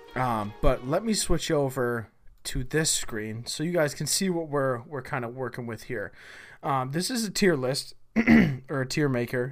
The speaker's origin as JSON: {"language": "English", "country": "United States", "said": "the United States, my home country"}